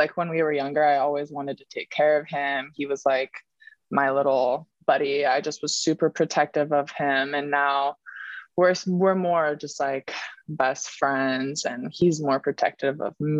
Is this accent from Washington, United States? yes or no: yes; Maple Valley, Washington, United States; moved away; I grew up in a pretty small town in Washington State called Maple Valley, and yeah, just very humble upbringing. It's a very normal kid, small town.